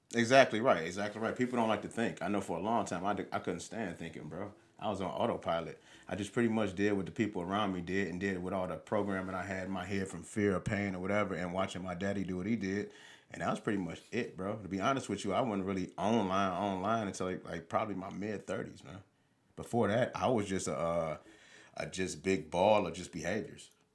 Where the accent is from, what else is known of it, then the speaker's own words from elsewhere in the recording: Highland Park, Michigan, United States; I grew up in Highland Park, Michigan, until I was about ten years old